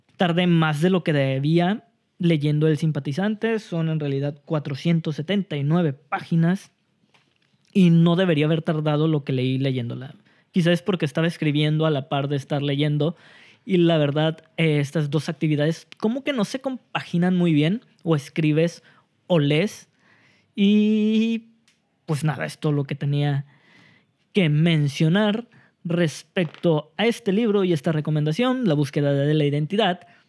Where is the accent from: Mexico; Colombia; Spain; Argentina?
Mexico; nosotros como mexicanos